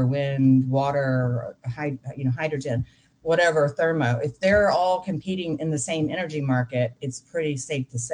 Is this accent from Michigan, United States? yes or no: no; Texas, United States; I'm from Texas and we kind of think we're special